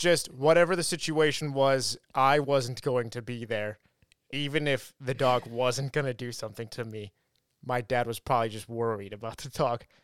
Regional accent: Ridgecrest, California, United States; moved away; when I lived in my hometown, Ridgecrest.

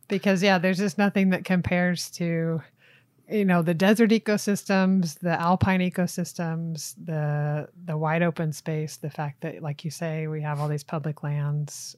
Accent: Tennessee, United States; moved away as an adult; also born or lived in Florida / Utah / Sweden; now in Arizona, United States; I'm originally from Tennessee. But, uh, grew up in Florida and Tennessee primarily as a kid and a teenager

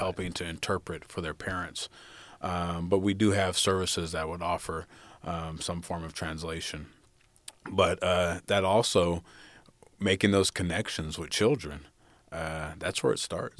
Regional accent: Fresno, California, United States; also born or lived in Los Angeles, California; I was raised primarily in Fresno, California

